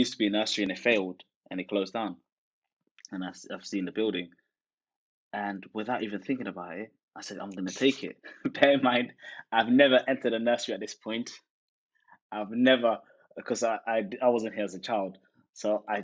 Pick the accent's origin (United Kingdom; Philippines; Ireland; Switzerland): United Kingdom; England; also born or lived in Netherlands; I am originally from Holland, but I grew up in London, or grew up in England rather